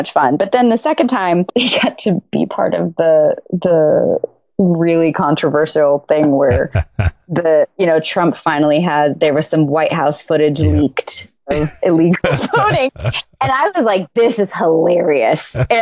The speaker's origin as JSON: {"language": "English", "town": "Tucson", "region": "Arizona", "country": "United States", "tie": "born or raised there", "moved": "yes", "said": "I was raised in Tucson and I'm Mexican and Native American"}